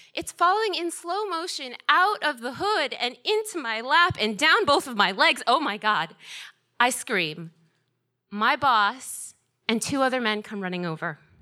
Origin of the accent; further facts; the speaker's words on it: Georgia, United States; moved away as an adult; also born or lived in Boston; as a kid growing up in Georgia, my dream was to go to Georgia Tech